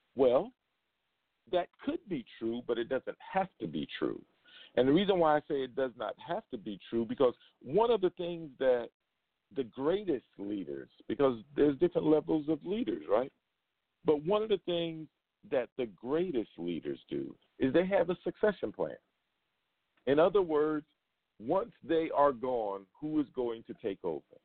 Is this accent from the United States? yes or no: yes; New York City, New York, United States; now in Las Vegas, United States; from Brooklyn, New York, back in my hometown